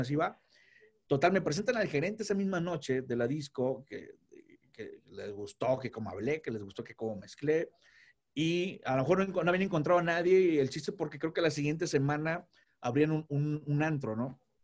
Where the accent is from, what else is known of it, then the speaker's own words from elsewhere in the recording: Tampico, Tamaulipas, Mexico; soy de Tampico.